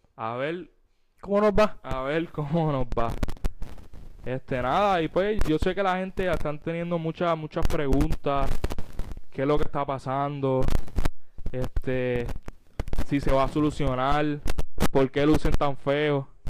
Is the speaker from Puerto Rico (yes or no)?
yes; Puerto Rico; como puertorriqueños, patriotas que siempre están pendientes